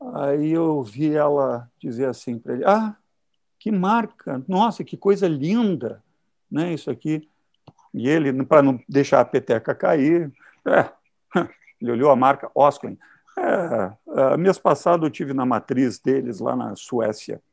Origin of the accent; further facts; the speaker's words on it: Caxias do Sul, Rio Grande do Sul, Brazil; moved away as an adult; now in Rio de Janeiro, Brazil; eu sou do interior do Rio Grande do Sul, Caxias do Sul.